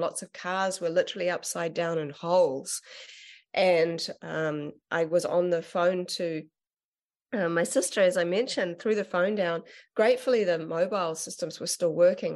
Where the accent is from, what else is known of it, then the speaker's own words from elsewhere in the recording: Auckland, New Zealand; I ended up going back up to, to my hometown and up in Auckland.